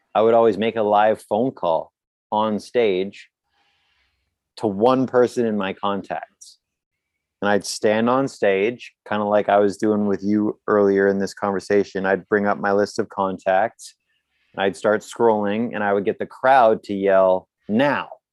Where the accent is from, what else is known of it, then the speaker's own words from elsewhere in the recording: Canada; I'm from Canada.